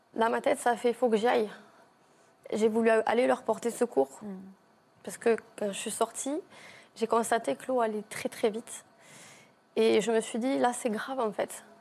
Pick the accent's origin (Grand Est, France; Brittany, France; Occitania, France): Occitania, France; Villegailhenc; chez nous, à Villegayen